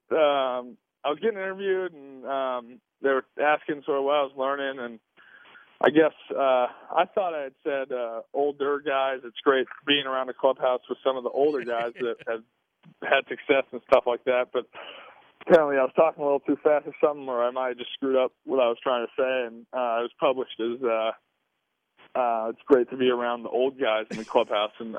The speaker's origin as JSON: {"language": "English", "region": "Southern California", "country": "United States", "tie": "born or raised there", "said": "I'm from Southern California. I grew up just going down to the beach and surfing"}